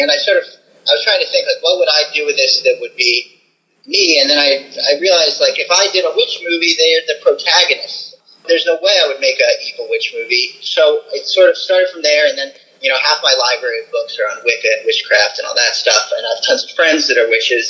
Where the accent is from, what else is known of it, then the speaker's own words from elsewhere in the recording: the South, United States; I grew up in the South where the very idea of witchcraft is, you know, evil to people